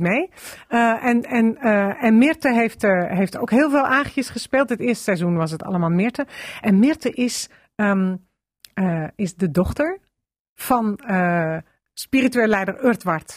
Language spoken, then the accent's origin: Dutch; Amsterdam, North Holland, Netherlands; ik kom uit Amsterdam